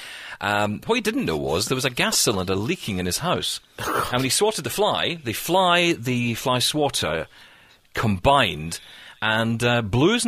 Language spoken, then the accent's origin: English; Scotland, United Kingdom; I'm Scottish